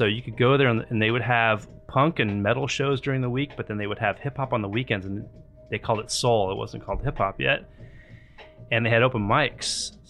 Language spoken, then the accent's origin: English; Santa Cruz, California, United States; now in Los Angeles, United States; I'm from Santa Cruz, California.